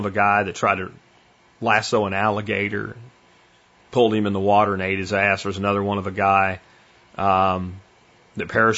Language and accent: English; Pennsylvania, United States; I grew up in Pennsylvania